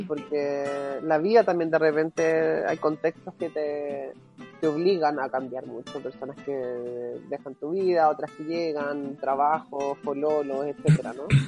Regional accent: Chile; now in Berlin, Germany; cuando yo me fui de Chile

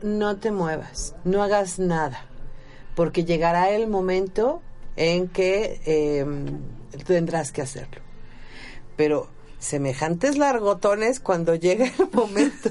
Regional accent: Mexico; nosotros como mexicanos

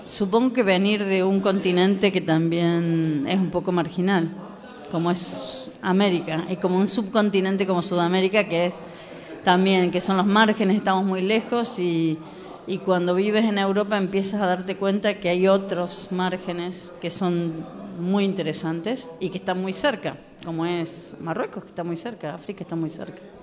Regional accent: Argentina; moved away as an adult; also born or lived in Germany / Spain; now in Morocco; yo soy argentina, trabajé muchísimos años en, eh, como crítica

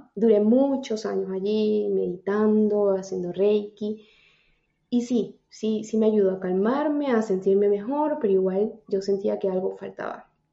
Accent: Táchira, Venezuela; moved away as an adult; now in New York, United States; soy de Venezuela, soy una venezolana en Nueva York.

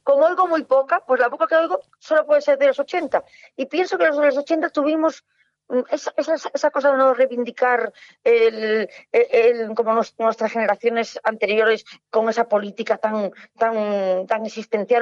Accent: Ferrol, Galicia, Spain; soy de Ferrol

